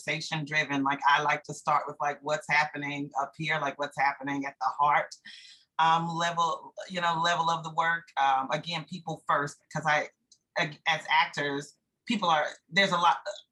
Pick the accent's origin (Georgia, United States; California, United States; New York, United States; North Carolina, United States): North Carolina, United States; Durham; also born or lived in Prince George's County, Maryland; I was not born here, but I've been here my entire life.